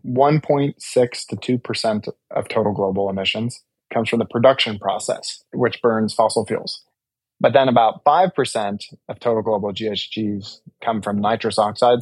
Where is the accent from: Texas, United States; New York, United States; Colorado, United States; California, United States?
Colorado, United States; Douglas County; also born or lived in Denver, Colorado / Boulder, Colorado; my family is like six or seven generation Coloradan. And I grew up in Douglas County, born in Denver